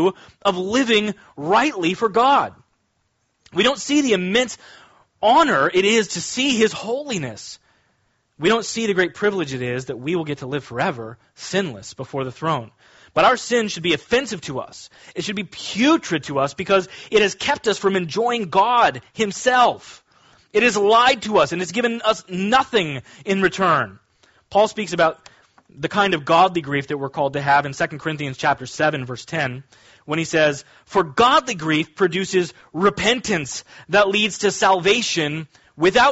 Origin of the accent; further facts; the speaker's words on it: Kansas, United States; When I was growing up, I grew up in Kansas